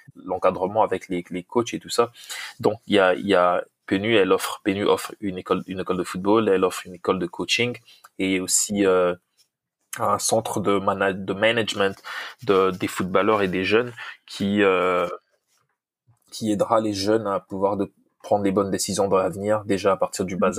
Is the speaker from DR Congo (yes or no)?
yes; DR Congo; first language Lingala; French is a second language; now in United States; je suis de, du, je suis Congo